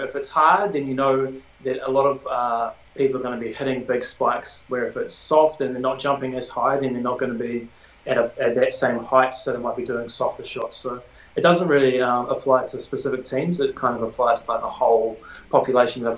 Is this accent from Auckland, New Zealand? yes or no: no; Tauranga, Bay of Plenty, New Zealand; I grew up in Tauranga, went to Otamoto College